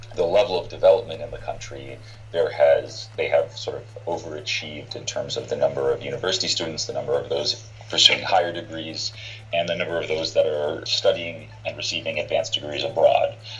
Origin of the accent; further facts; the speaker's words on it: Palo Alto, California, United States; also born or lived in China; I grew up in Palo Alto